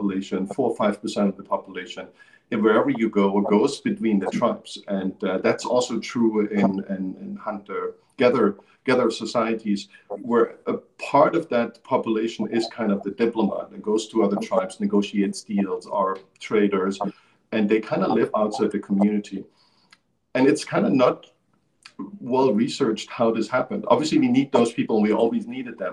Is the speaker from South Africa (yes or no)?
no; Germany; moved away as an adult; I grew up in Europe. I lived there until I was 20 years old